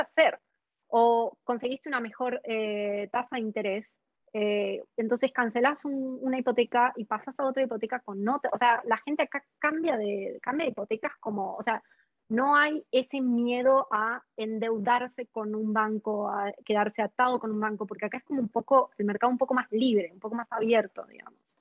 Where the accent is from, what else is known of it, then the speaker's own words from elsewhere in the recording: Argentina; now in Australia; yo soy de Argentina